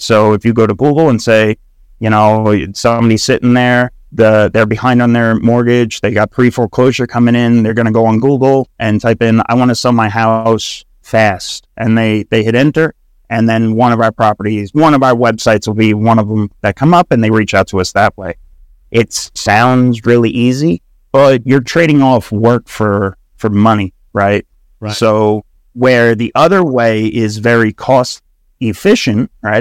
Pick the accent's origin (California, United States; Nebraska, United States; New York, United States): New York, United States; Long Island; I was born and raised in New York, Long Island.